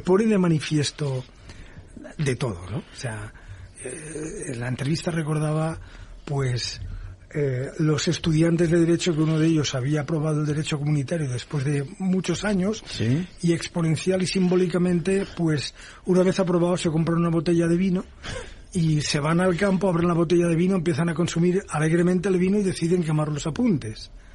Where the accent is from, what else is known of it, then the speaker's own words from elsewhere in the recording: Valencia, Valencian Community, Spain; also born or lived in United States; en Valencia, que es mi tierra